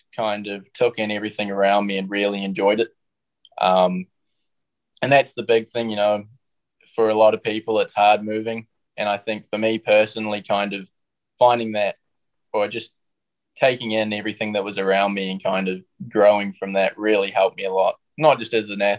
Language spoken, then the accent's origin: English; New Zealand; moved away as an adult; us kids coming growing up in New Zealand